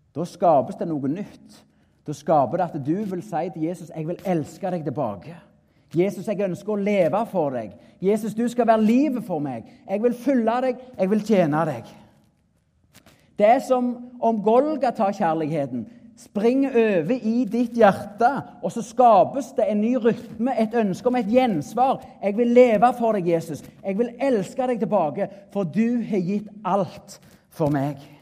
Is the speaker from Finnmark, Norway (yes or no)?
no; Klepp, Rogaland, Norway; Jeg er en bonde ifra Jæren, nærmere bestemt Klepp